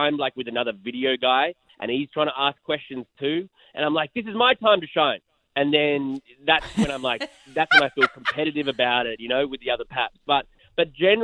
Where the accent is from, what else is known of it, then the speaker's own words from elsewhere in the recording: Australia; now in Los Angeles, United States; they know me as the Aussie guy